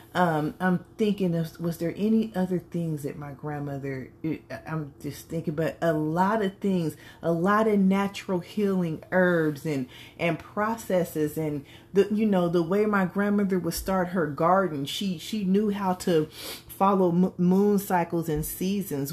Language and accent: English; California, United States; I was raised in California, but my grandmother is from Mississippi